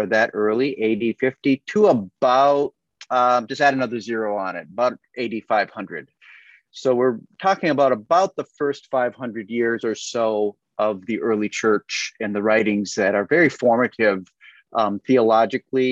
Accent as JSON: {"language": "English", "region": "Minnesota", "country": "United States", "tie": "born or raised there", "moved": "yes", "lives_now": "Dallas, United States", "said": "where we grew up in Minnesota"}